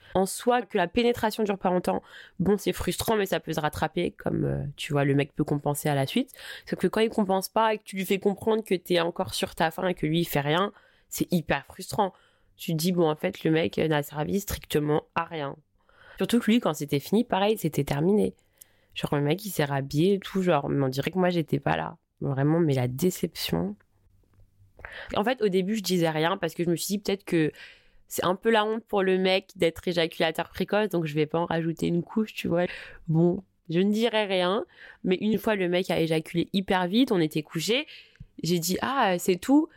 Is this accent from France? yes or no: yes; Paris, Île-de-France, France; je suis parisienne